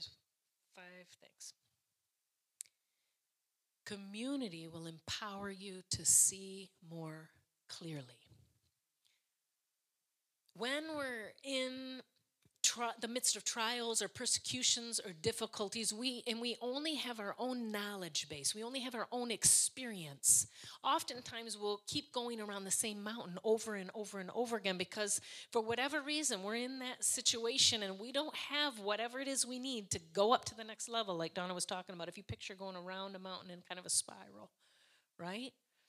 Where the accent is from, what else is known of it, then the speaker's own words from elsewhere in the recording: Ireland; Listen, I'm Irish, so that was my story.